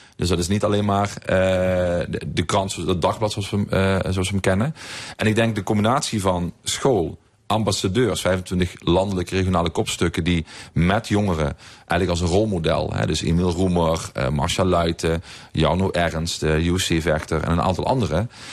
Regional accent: Heerlen, Limburg, Netherlands; in mijn eigen zes wegen waar ik ben opgegroeid

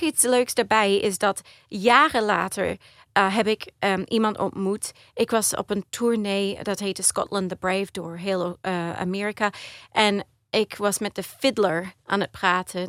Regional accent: Australia; Dutch is a second language; also born or lived in Maastricht, Netherlands; ik ben geboren in Australië, maar mijn ouders die zijn allebei Nederlands.

